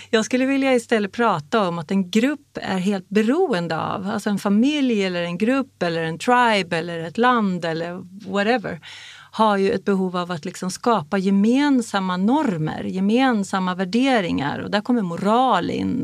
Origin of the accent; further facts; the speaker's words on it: Sweden; jag är uppvuxen i Sverige som en jävla finnjävel